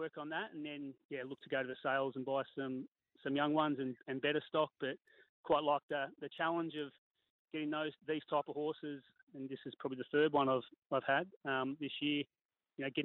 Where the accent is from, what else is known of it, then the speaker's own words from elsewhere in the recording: Yarrawonga, Victoria, Australia; moved away as an adult; now in Canberra, Australia; Grew up, you know, into really a harness racing family. Dad, I'm from Yarrawonga, Victoria, so I'm a fellow Victorian and still count myself as one